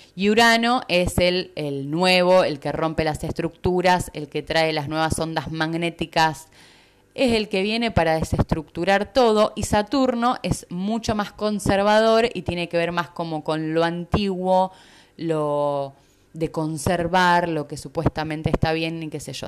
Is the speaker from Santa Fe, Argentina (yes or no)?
yes; Rosario, Santa Fe, Argentina; moved away as an adult; also born or lived in Capilla del Monte, Argentina; now in Puerto Madryn, Argentina; Soy de Rosario, Argentina, es una ciudad bastante grande de Argentina